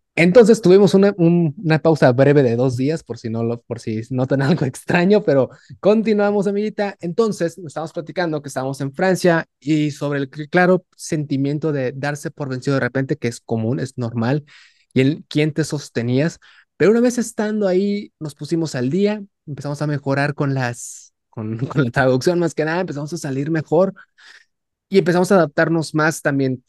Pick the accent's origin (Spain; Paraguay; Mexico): Mexico; Tabasco; now in Nuevo León, Mexico; yo siendo tabasqueño, aquí en, aquí sobre todo en Nuevo León